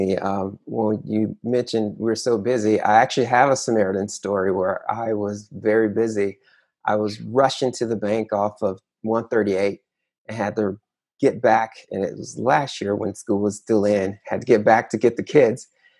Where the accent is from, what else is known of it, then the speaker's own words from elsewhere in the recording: Conyers, Georgia, United States; I was telling her, hey, because we're from Conyers.